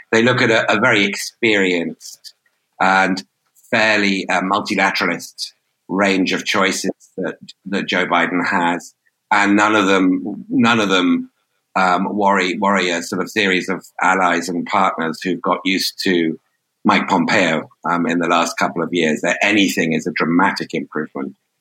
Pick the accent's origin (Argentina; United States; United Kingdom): United Kingdom; as a Brit